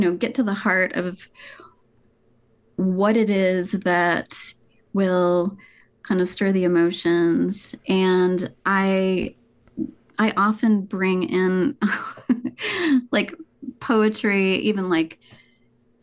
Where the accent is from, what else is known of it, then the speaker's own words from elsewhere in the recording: Marquette, Michigan, United States; I grew up in Marquette, Michigan, which is in the Upper Peninsula